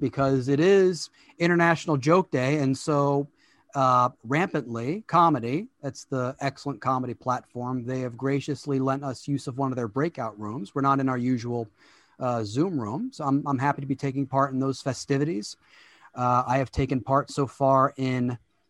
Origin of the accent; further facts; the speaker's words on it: Baltimore, Maryland, United States; Baltimore, Maryland, my hometown